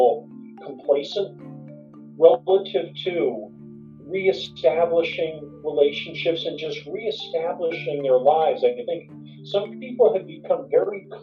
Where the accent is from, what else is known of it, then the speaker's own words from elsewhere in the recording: Morris County, New Jersey, United States; now in Montclair, United States; I grew up in New Jersey. So I am a born and bred New Jersey guy. Grew up in Morris County